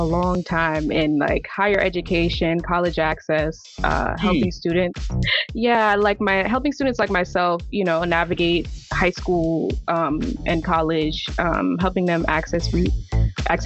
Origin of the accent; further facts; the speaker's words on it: New York City, New York, United States; also born or lived in Massachusetts; I was born in Massachusetts, but I'm from Brooklyn